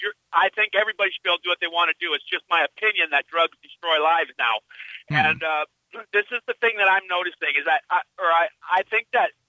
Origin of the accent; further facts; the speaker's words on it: Phoenix, Arizona, United States; my hometown is Phoenix, Arizona